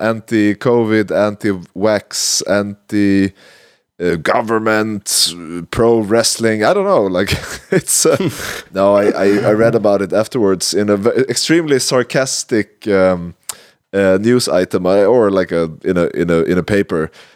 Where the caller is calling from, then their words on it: Amsterdam, North Holland, Netherlands; I am calling from Amsterdam, the land of 1 hour of snow, one snowball, and riots in the streets.